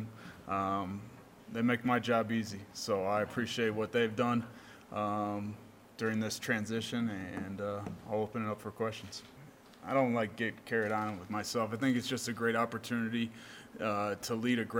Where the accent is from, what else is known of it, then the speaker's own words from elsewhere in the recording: Ohio, United States; now in Ogden, United States; growing up in the Midwest and growing up in the state of Ohio